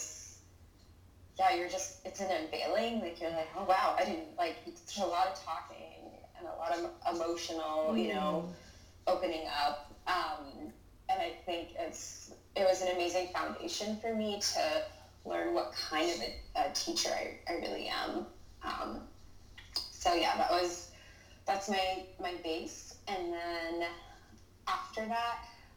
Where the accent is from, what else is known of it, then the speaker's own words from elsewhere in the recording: California, United States; also born or lived in Los Angeles, United States / Orange County, California, United States; I'm a teacher from California